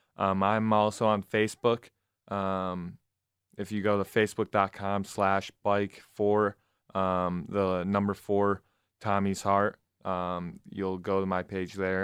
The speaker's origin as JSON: {"language": "English", "town": "Flushing", "region": "Michigan", "country": "United States", "tie": "born or raised there", "lives_now": "Lansing, United States", "said": "my hometown of Flushing, Michigan"}